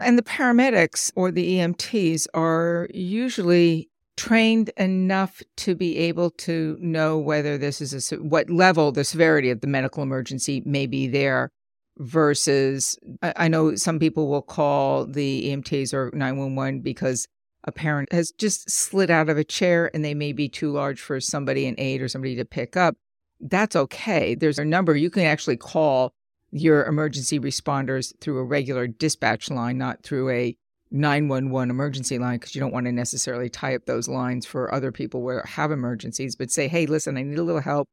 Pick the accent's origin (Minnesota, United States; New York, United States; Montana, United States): New York, United States; Long Island; growing up as a kid, our community, where I grew up in Long Island